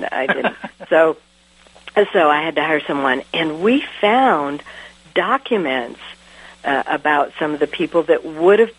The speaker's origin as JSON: {"language": "English", "country": "United States", "said": "all of a sudden I realized I'm so American."}